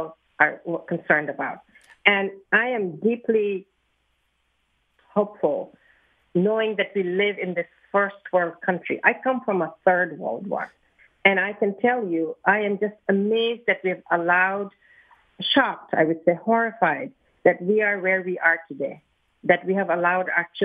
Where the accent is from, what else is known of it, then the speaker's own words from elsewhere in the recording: Philadelphia, Pennsylvania, United States; I'm from the Northwest